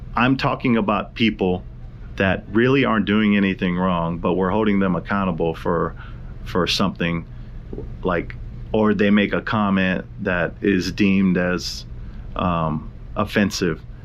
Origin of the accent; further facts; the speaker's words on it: Hawaii, United States; I'm from Hawaii